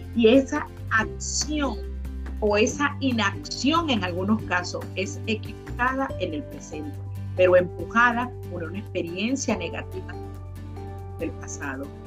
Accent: Venezuela; moved away as an adult; now in Florida, United States; Soy venezolana y salí de mi país

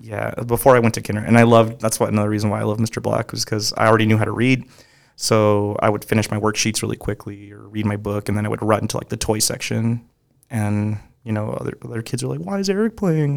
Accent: Moreno Valley, California, United States; also born or lived in Compton, California; just raised in Moreno Valley. I was born in Compton, California

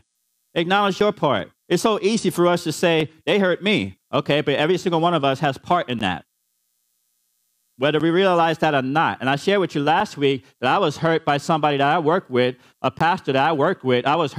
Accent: New York City, New York, United States; I grew up in the Bronx, New York

